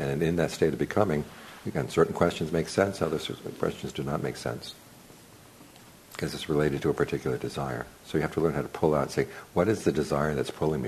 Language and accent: English; United States; I grew up in America